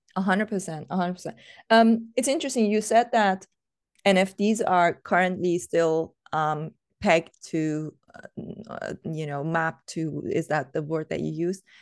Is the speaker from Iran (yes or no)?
yes; Iran; I come from Iran